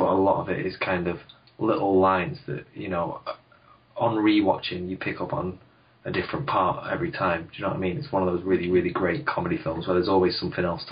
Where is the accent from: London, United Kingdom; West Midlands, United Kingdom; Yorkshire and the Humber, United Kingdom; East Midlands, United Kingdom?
Yorkshire and the Humber, United Kingdom; Sheffield; I'm from Sheffield